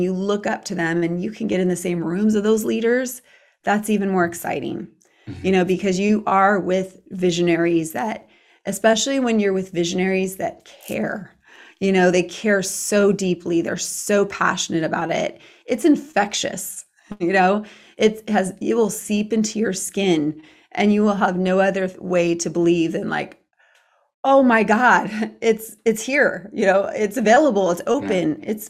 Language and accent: English; Ireland; I'm Irish.